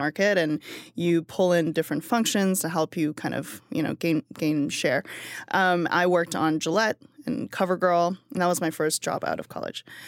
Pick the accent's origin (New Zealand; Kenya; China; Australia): China; now in United States; I produce everything in China in my hometown